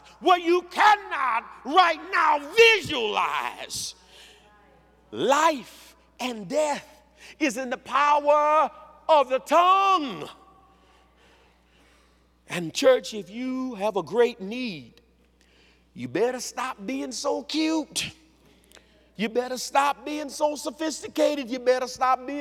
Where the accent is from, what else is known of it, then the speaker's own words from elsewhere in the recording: Louisiana, United States; I'm from Louisiana